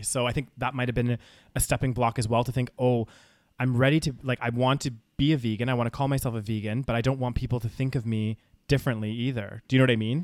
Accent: Calgary, Alberta, Canada; moved away as an adult; now in United Kingdom; growing up in Calgary

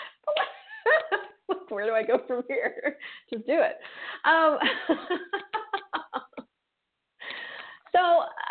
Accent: Colorado, United States; I was raised in Colorado

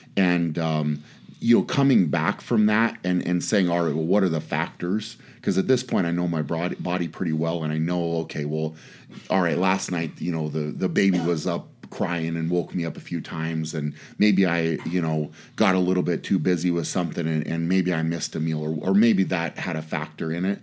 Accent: Fort Lupton, Colorado, United States; moved away; I was from Fort Leapt in Colorado

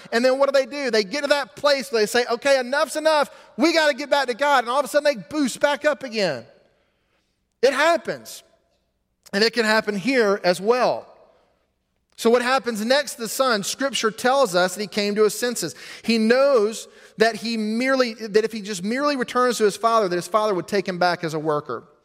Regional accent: United States; as an American

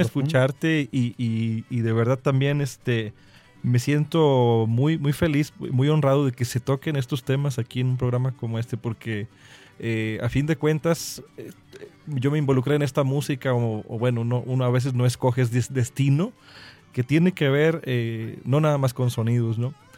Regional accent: Huasteca Potosina, San Luis Potosí, Mexico; now in Veracruz, Mexico; soy veracruzano por adopción, pero vengo de una región que ha sido, eh, que es muy beneficiada y muy lastimada al mismo tiempo por el turismo. Yo soy de la Huasta Capotocina

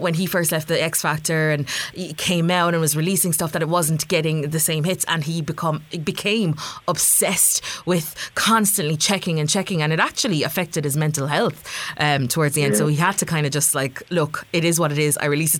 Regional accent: Ireland; also born or lived in Jamaica; I was born in Jamaica myself and grew up in Ireland. So I do consider myself 100% Irish

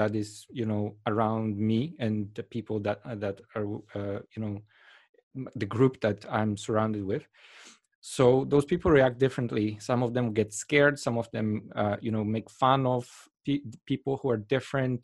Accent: Poland; moved away; I come from Poland

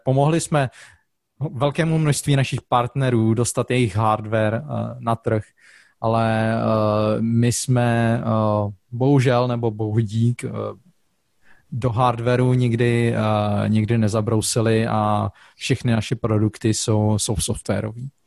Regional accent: Czechia; now in Zurich, Switzerland; jako Čech

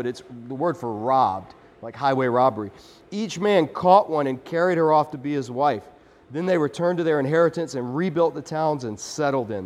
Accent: United States; we don't like that as American Christians

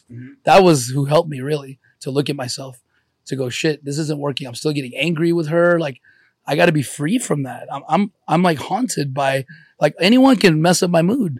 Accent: Los Angeles, California, United States; born or raised there; also born or lived in Ukraine / Columbus, Ohio

